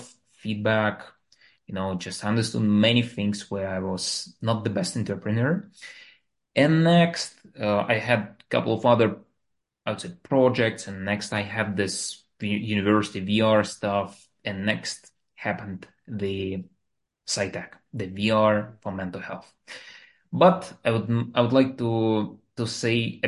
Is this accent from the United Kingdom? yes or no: no; Moscow, Russia; English is a second language; moved away as an adult; now in United States; I'm the guy which was born in Russia, and I like in the capital of Moscow. So I was like living, growing there, going to the university